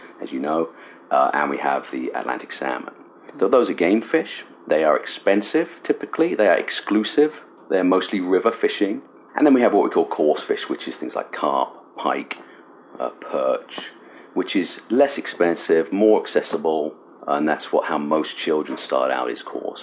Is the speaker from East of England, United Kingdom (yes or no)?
yes; Cambridge, East of England, United Kingdom; moved away as an adult; now in Michigan, United States; I was born and raised in Cambridge, England, and I was born in a small village about 6 miles outside of Cambridge in East Anglia